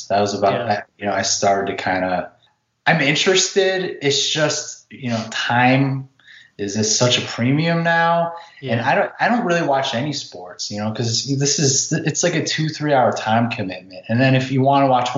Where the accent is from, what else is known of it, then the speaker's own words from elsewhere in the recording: Chicago, Illinois, United States; growing up, we got GLOW. I'm from Chicago.